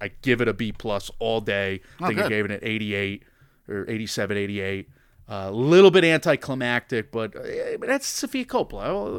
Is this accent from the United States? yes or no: yes; Connecticut, United States; You're a UConn guy, obviously. We're from Connecticut.